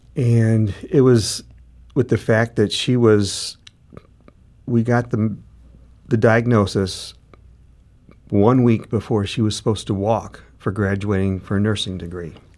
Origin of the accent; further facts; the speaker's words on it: St. Louis, Missouri, United States; we both grew up in, uh, in North County